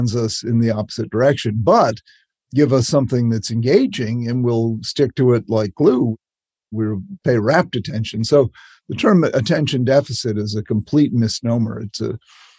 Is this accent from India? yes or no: no; Chatham, Massachusetts, United States; I grew up on Cape Cod in a little town called Chatham